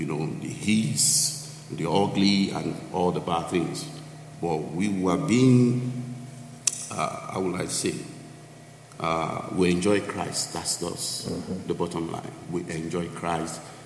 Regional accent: Lagos, Nigeria; moved away as an adult; also born or lived in Abeokuta; now in United States; I grew up in Lagos, Nigeria

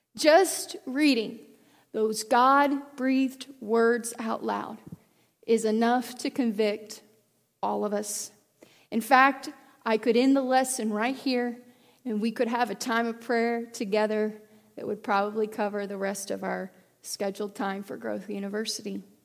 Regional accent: United States; I am an American, I am a Christian

